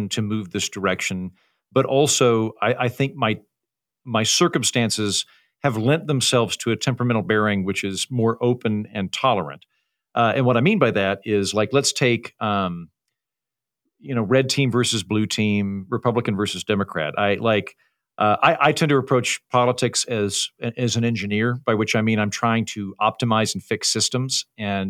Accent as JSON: {"language": "English", "region": "Oklahoma", "country": "United States", "tie": "born or raised there", "also_born_or_lived": "Washington, D.C. / New York City / Edinburgh", "accent": "Oklahoma", "moved": "as an adult", "lives_now": "Austin, United States", "said": "I'm from Oklahoma, but I've spent my adult life living in bright blue cities like Washington, D.C., New York City, now Austin, Texas. I lived in Edinburgh for a while."}